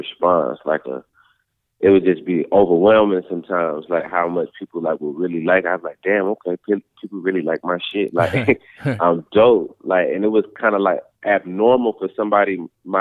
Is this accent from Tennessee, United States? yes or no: no; Georgia, United States; also born or lived in Philadelphia, Pennsylvania / Atlanta, Georgia; I was born in South Philly. I moved to Georgia when I was 2